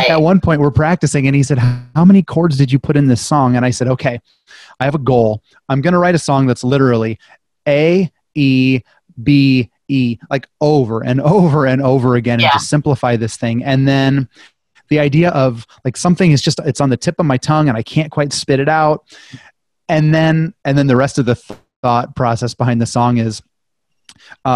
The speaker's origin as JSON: {"language": "English", "town": "Fort Dodge", "region": "Iowa", "country": "United States", "also_born_or_lived": "Waterloo", "moved": "as an adult", "said": "I'm from Fort Dodge"}